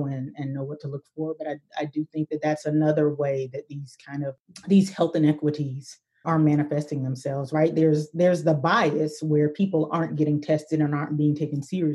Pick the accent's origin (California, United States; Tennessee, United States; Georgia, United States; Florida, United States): Georgia, United States; Albany; moved away; my hometown of 70, 75-ish thousand people